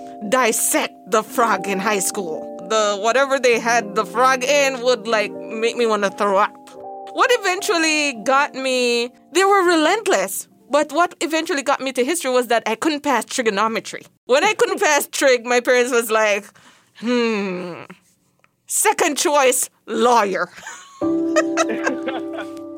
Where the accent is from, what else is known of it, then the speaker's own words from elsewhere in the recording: Jamaica; moved away; growing up in Jamaica, you were surrounded